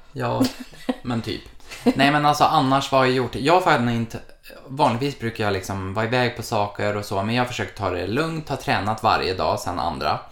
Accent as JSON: {"language": "Swedish", "town": "Malmö", "region": "Skåne", "country": "Sweden", "said": "Jag har ju varit hemma i Malmö hela januari"}